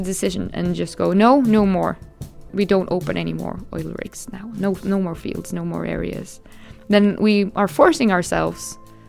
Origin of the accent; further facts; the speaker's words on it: Norway; Not that I don't feel I belong in Norwegian culture, because I feel 100% Norwegian too